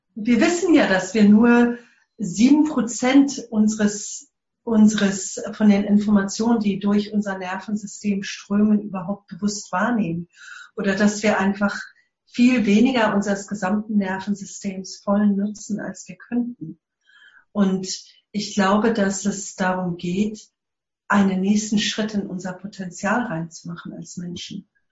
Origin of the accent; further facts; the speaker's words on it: South Africa; German is a second language; ich komme aus Südafrika